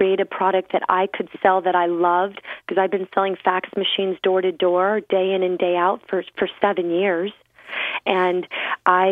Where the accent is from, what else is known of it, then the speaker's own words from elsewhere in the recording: Clearwater, Florida, United States; I grew up on Clearwater Beach, Florida.